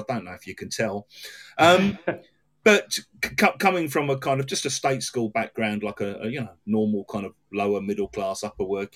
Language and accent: English; England, United Kingdom; I've got a passport that says I was born in England